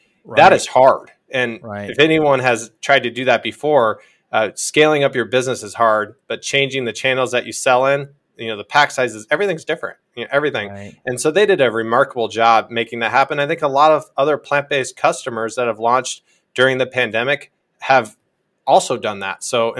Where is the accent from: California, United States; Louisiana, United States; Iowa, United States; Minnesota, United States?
Iowa, United States; the younger people in this world don't have the same vantage point as even I had growing up in Iowa